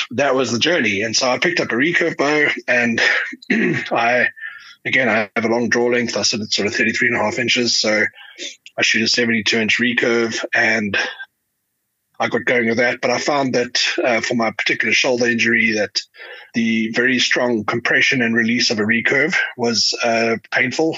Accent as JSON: {"language": "English", "town": "Johannesburg", "region": "Gauteng", "country": "South Africa", "tie": "born or raised there", "said": "I'm a South African. I live in Johannesburg. I born and bred here"}